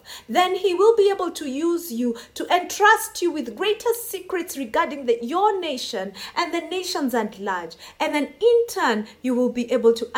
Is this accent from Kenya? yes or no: yes; Kenya; I come from Kenya and I do take time to pray for my nation